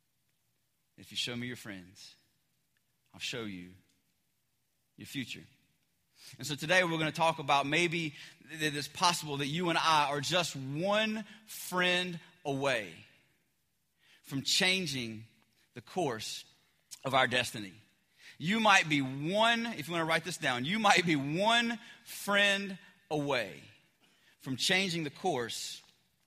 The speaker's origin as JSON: {"language": "English", "region": "the South", "country": "United States", "said": "I'm from the South"}